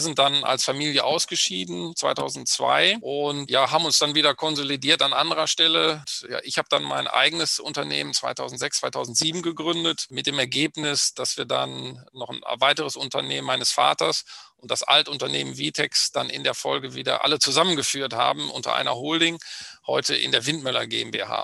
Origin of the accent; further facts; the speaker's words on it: Bad Oeynhausen, North Rhine-Westphalia, Germany; komme aus dem schönen Ostwestfalen, bin geboren in Bad Oeynhausen